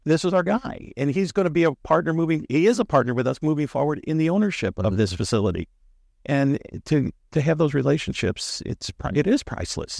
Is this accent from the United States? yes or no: yes; St. Louis, Missouri, United States; we're from Saint Louis